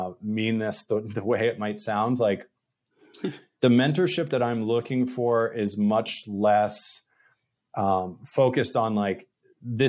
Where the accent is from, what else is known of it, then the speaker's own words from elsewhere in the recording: New England, United States; I'm from New England